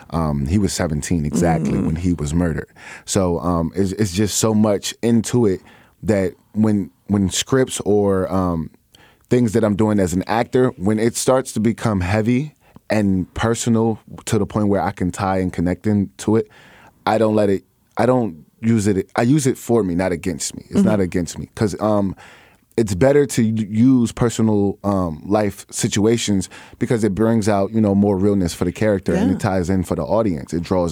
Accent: Chicago, Illinois, United States; Well, I'm from the North Side of Chicago. Oh, I like to say that I'm from everywhere because I lived so many places growing up, but my heart has always been here, Ch

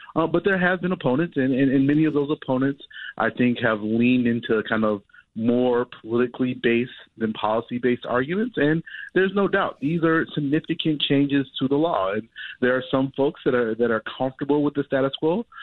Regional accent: Chicago, Illinois, United States; I grew up as a Chicagoan, a Southsider

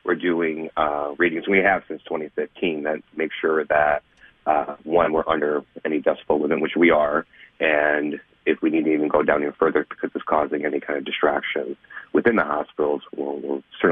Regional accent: Buffalo, New York, United States; I grew up in Buffalo, New York

